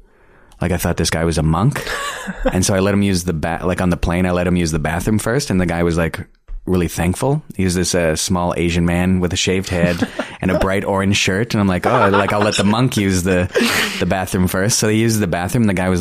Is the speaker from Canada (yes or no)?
yes; Canada; the only reason why we're allowed to perform is because we're Canadian.